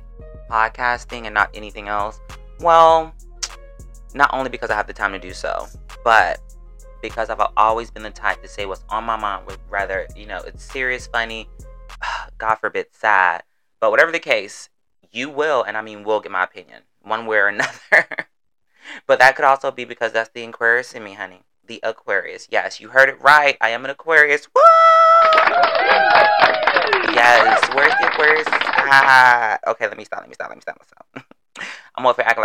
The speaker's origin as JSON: {"language": "English", "region": "Florida", "country": "United States", "accent": "southern twang", "said": "I'm from the South, Florida to be exact. So while I'm talking, you may get a couple y'alls, finis, twang, all of it."}